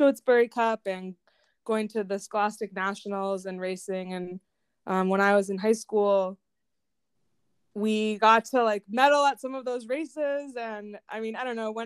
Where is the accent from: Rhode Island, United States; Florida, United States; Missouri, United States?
Florida, United States; Winter Park; I grew up in Florida. I went to Winter Park High School